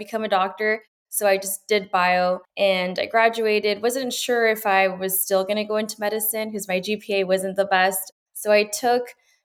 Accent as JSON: {"language": "English", "town": "Los Banos", "region": "California", "country": "United States", "tie": "born or raised there", "also_born_or_lived": "Peru / Gustine, California"}